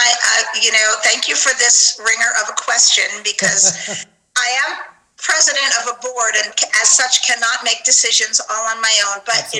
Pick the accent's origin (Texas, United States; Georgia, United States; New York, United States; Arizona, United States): New York, United States; Long Island; I'm from New York. I don't have as thick of an accent as I used to, but I was born in Manhattan and raised in Long Island